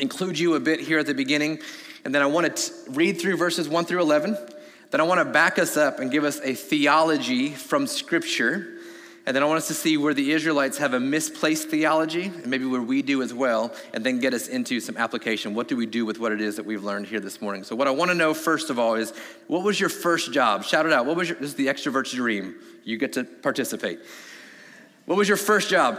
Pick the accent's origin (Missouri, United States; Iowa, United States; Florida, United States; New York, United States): Florida, United States; I'm from Florida